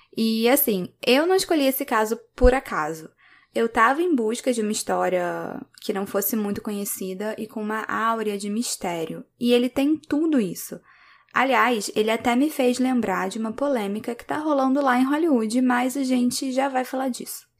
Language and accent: Portuguese; Rio de Janeiro, Brazil; now in Belgium; eu sou carioca, mas atualmente moro na Bélgica.